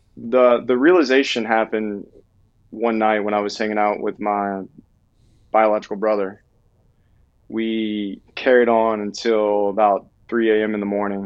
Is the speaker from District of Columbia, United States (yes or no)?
no; Southwest Louisiana, United States; moved away; I'm from Southwest Louisiana